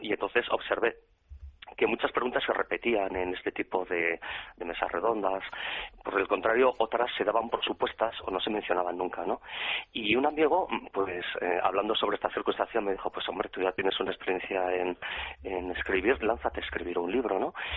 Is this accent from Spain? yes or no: yes; Pamplona, Navarre, Spain; yo soy navarro, acabo de cumplir 50 años y prácticamente desde que tengo uso de razón, pues la realidad del terrorismo en mi Pamplona querida